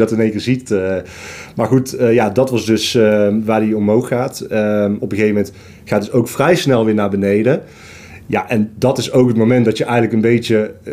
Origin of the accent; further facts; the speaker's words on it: Tilburg, North Brabant, Netherlands; Ik kom uit Tilburg.